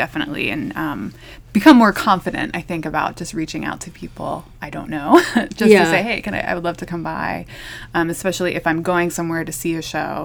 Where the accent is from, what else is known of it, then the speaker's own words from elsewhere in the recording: Lancaster, Pennsylvania, United States; moved away as an adult; also born or lived in Philadelphia, Pennsylvania / Boston, Massachusetts / Omaha, Nebraska; now in Chattanooga, United States; I studied in Philadelphia and grew up in Lancaster, Pennsylvania, which is not that far away in Amish country.